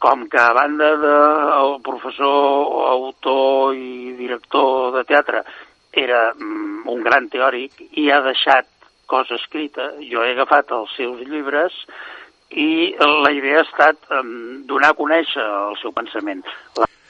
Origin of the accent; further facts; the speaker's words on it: Vic, Catalonia, Spain; also born or lived in Barcelona; Jo sóc de Vic, però vaig estudiar allà a l'Institut del Teatre